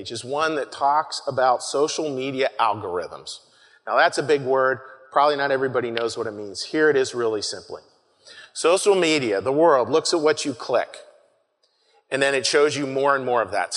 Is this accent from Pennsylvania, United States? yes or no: yes; Pittsburgh, Pennsylvania, United States; moved away; I'm from Pittsburgh